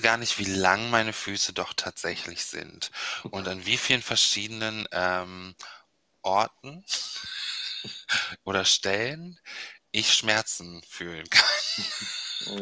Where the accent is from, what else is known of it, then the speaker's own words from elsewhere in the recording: Bremen, Germany; ich bin in Bremen aufgewachsen, ähm, Nähe Überseestadt